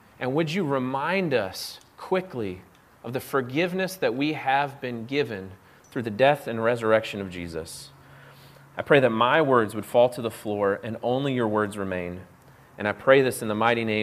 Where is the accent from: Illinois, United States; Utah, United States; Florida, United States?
Florida, United States; Orlando; I grew up in Orlando, Florida